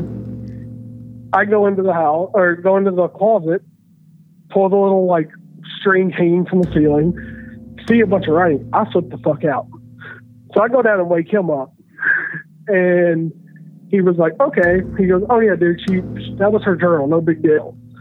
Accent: Tennessee, United States; now in Washington, DC area, United States; I'm from Tennessee

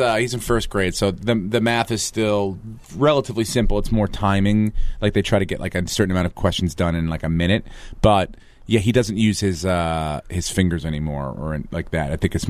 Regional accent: New York, United States; I grew up in New York

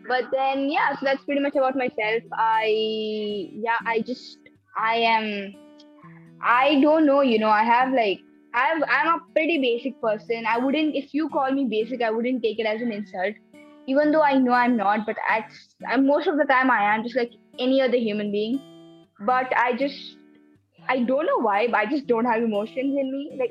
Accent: Nepal; My mom is from India. My dad's from Nepal, but I'm legally Nepali because of my passport.

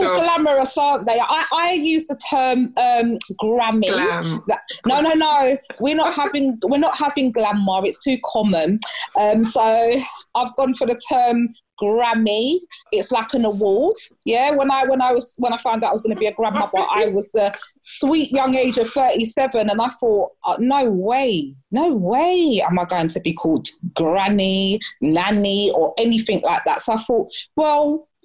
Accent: London, United Kingdom; I am from South East London, Lewisham

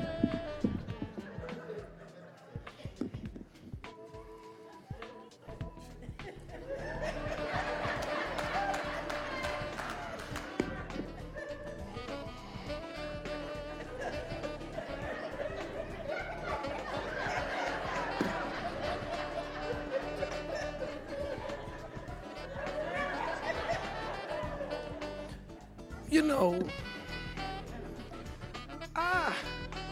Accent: Cleveland, Ohio, United States; When I grew up here in Cleveland, Ohio

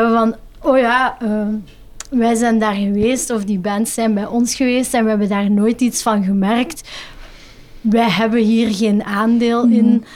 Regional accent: Flanders, Belgium; voor ons als Vlaming

